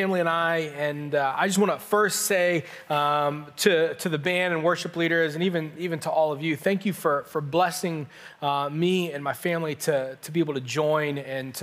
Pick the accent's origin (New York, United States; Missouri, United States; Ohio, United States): Ohio, United States; Canton; also born or lived in southwestern Pennsylvania; I grew up just down in Canton, grew up there my whole life